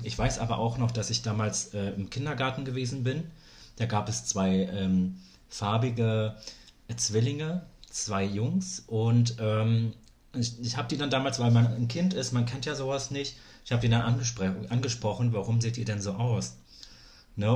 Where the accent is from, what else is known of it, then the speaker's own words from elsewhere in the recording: Berlin, Germany; also born or lived in East Germany (GDR) / West Germany; ich bin ja in Berlin groß geworden